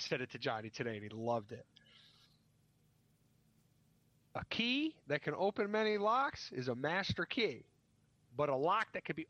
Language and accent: English; Virginia, United States; I'm from Virginia. You know. South Virginia.